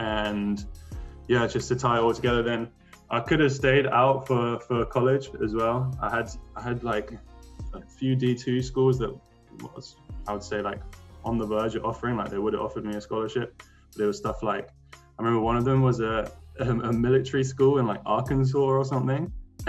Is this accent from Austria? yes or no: yes; Austria; born there; So then I signed with an agent, and I was born in Austria. So I have dual citizenship, Austria and UK.